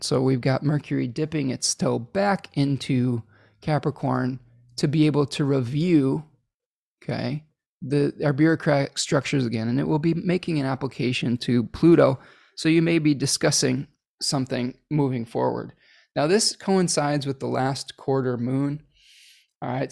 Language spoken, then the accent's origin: English; Chicago, Illinois, United States; I was born in Chicago